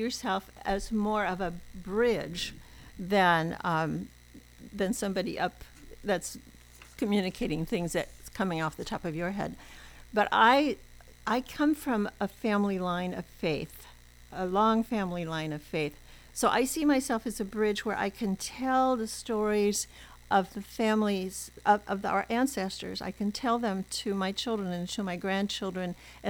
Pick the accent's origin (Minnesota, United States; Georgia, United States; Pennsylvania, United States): Minnesota, United States; Minneapolis; moved away as an adult; now in San Luis Obispo, United States; born and raised in Minneapolis